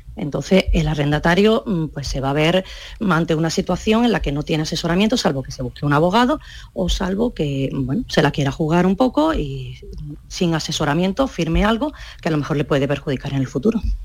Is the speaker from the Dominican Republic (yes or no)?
no; Córdoba, Andalusia, Spain; yo soy de Córdoba